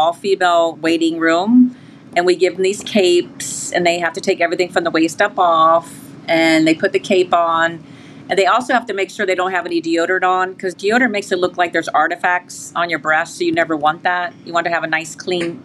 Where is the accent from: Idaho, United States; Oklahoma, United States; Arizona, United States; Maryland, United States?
Maryland, United States; I'm from Maryland